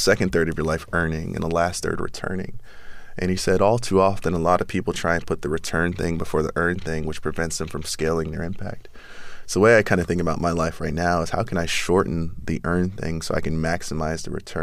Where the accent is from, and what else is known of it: New York City, New York, United States; born or raised there